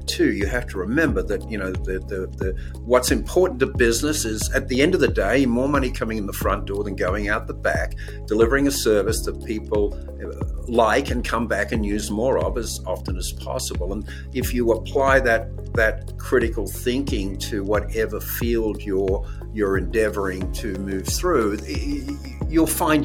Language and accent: English; Sydney, New South Wales, Australia; moved away; I was a child of the late 50s and 60s, and growing up in Australia